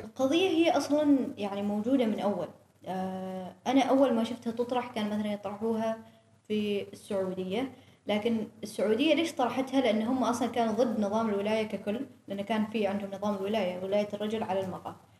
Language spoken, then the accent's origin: Arabic; Oman; نحن في عمان شبه قارة دولة كبيرة